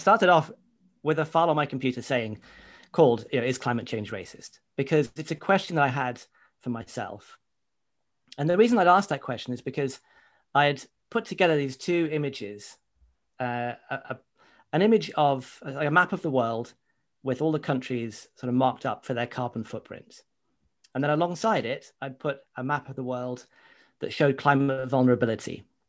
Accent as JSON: {"language": "English", "country": "United Kingdom", "tie": "born or raised there", "said": "certainly growing up in Britain, are that racism is about personal prejudice. So, you know, if I go out into the street here in Luton"}